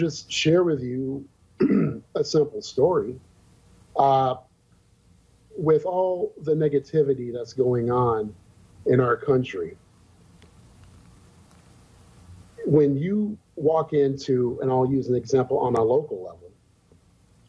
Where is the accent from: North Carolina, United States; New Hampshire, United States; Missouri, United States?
North Carolina, United States; now in Fargo-Moorhead, United States; I grew up in North Carolina